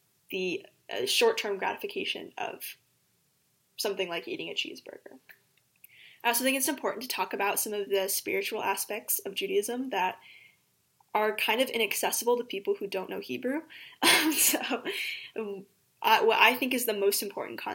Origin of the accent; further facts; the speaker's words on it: Springfield, Missouri, United States; I was raised here in Springfield, Missouri, and I attended Temple Israel for the entirety of my childhood